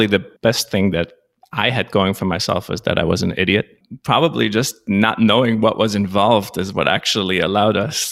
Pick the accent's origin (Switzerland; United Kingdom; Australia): Switzerland; first language Swiss German; English is a second language; moved away as an adult; now in New York, United States; I was actually born in Switzerland. Swiss German is my first language. I moved to the United States approximately 25 years ago